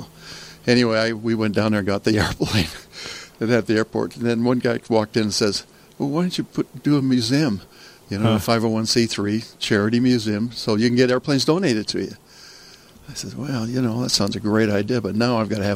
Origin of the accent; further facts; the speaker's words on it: Kemmerer, Wyoming, United States; moved away as an adult; also born or lived in Utah; I grew up in Kemmer, Wyoming